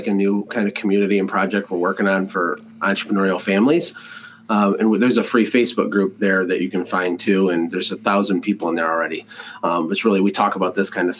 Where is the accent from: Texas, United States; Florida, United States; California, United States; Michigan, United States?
Michigan, United States; Flint; I was born in Flint, Michigan